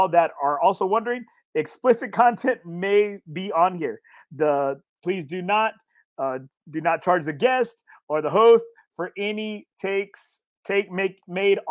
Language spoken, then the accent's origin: English; Corpus Christi, Texas, United States; born or raised there